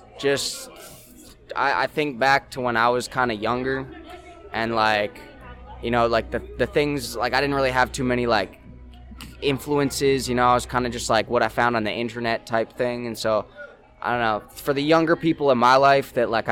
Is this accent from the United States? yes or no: no; Saskatoon, Saskatchewan, Canada; I'm from Saskatoon, and I do most of my business out of Saskatoon